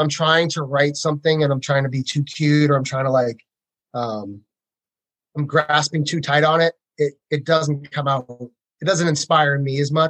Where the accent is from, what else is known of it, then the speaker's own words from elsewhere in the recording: Massachusetts, United States; moved away as an adult; now in Nashville, United States; I grew up in Massachusetts